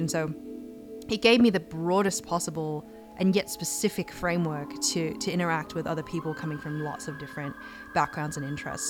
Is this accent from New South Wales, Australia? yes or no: yes; Sydney, New South Wales, Australia; moved away as an adult; I grew up in Sydney, Australia